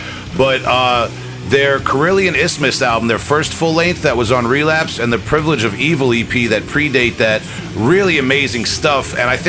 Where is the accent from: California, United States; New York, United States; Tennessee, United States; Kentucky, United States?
New York, United States; Long Island; my generation and geography where I grew up on Long Island in the 90s